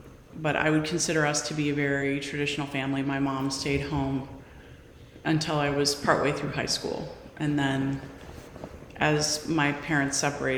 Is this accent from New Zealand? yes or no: no; Midwest, United States; also born or lived in Bay Area; So I was from the Midwest. My father was a corporate executive, and we traveled a lot when I was younger.